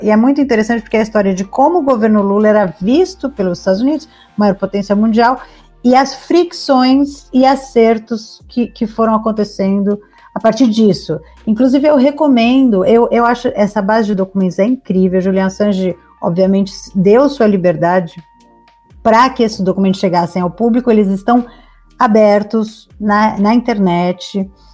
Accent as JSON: {"language": "Portuguese", "region": "São Paulo", "country": "Brazil", "said": "eu sou de São Paulo"}